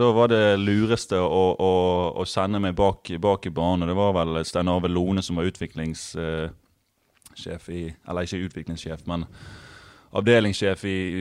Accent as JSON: {"language": "Norwegian", "town": "Bergen", "region": "Vestland", "country": "Norway", "tie": "born or raised there", "said": "på Møhlpris, der jeg er fra, der er det buekorps"}